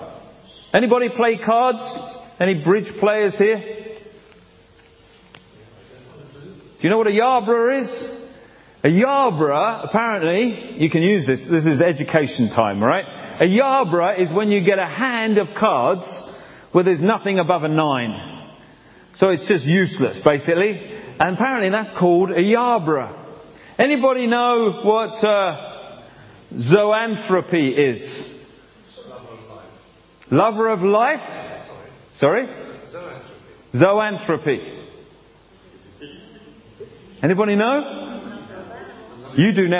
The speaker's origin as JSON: {"language": "English", "region": "England", "country": "United Kingdom", "also_born_or_lived": "Africa / Canada", "moved": "yes", "said": "I'm from England."}